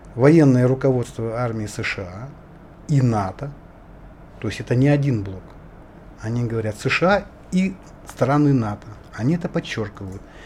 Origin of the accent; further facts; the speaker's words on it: Indigirka, Yakutia, Sakha Republic, Russia; Я вот якут